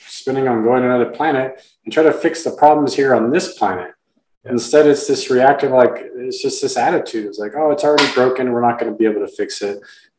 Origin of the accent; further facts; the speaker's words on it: Texas, United States; as a Texan